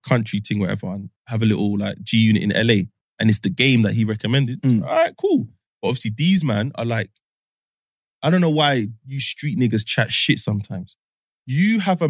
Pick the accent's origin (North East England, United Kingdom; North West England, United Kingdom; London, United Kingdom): London, United Kingdom; I'm from Northwest